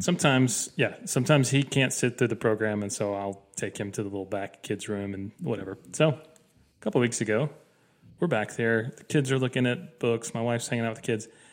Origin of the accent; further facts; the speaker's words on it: Dalton, Georgia, United States; now in Murfreesboro, United States; the thirty-ninth Infantry Regiment was organized in Dalton, Georgia. That's my hometown.